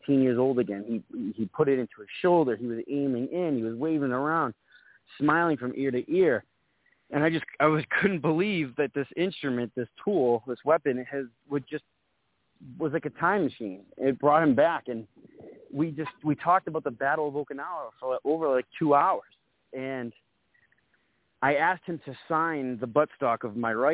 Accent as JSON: {"language": "English", "town": "Winthrop", "region": "Massachusetts", "country": "United States", "tie": "born or raised there", "said": "I have relocated and transferred to my hometown of Winthrop, Massachusetts"}